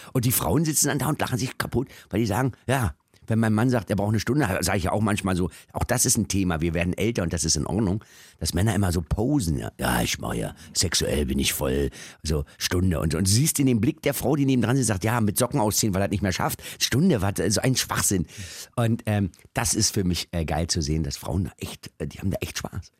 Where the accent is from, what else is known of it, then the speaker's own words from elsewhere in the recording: Berlin, Germany; also born or lived in Düsseldorf / Cologne; ich bin ja in Kreuzberg groß geworden